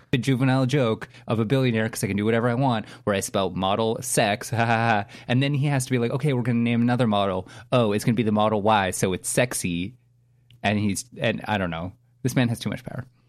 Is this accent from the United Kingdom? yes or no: no; Canada; as a Canadian